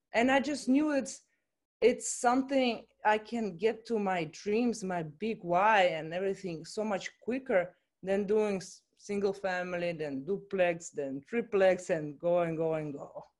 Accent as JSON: {"language": "English", "country": "Russia", "also_born_or_lived": "Chicago, United States / Miami, United States", "moved": "as an adult", "said": "I'm coming from Russia originally, and I went to study in college in Chicago"}